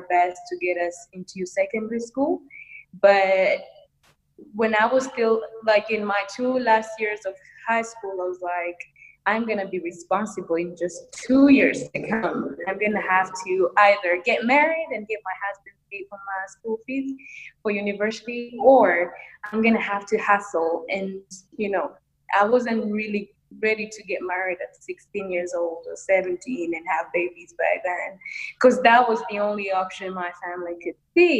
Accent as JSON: {"language": "English", "country": "Rwanda", "said": "I am from Rwanda, East Africa"}